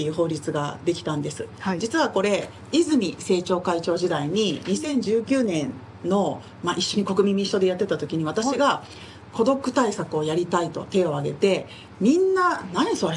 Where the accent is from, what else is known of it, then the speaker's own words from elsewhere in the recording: Nagoya, Aichi, Japan; 私も名古屋で生まれ育ったので